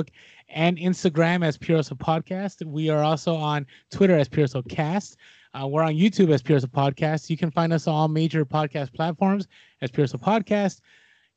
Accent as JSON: {"language": "English", "town": "San Francisco", "region": "California", "country": "United States", "tie": "born or raised there", "said": "I'm actually a born and raised in San Francisco, so I'm a Giants, 49ers, Warriors kind of guy"}